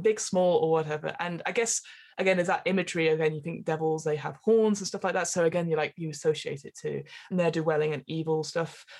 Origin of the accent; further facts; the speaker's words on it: England, United Kingdom; as an English person